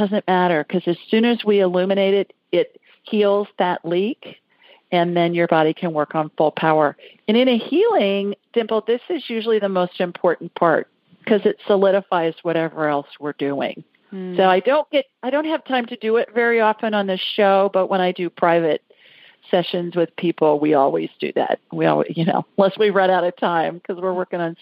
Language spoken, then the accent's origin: English; Columbus, Ohio, United States; now in Birmingham, United States; the city of my birth